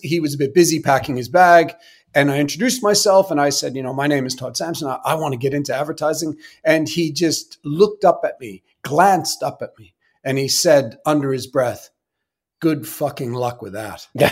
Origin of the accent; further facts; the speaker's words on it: Sydney, Nova Scotia, Canada; I was born in Sydney, Nova Scotia